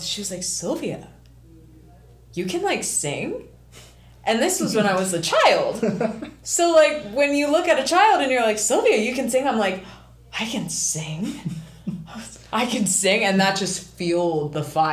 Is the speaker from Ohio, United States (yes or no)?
yes; Ohio, United States; I'm just from Ohio